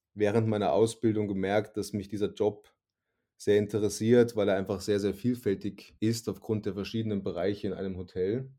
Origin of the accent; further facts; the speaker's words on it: Suhl, Thuringia, Germany; moved away as an adult; now in Salzburg State, Austria; Ich bin in, in der schönen Stadt Suhl, im grünen Herzen Deutschlands in Thüringen geboren